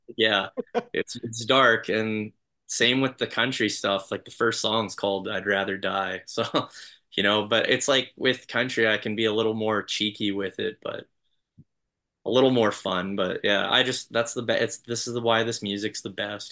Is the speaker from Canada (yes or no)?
yes; Canada; I'm just gonna sound like a Canadian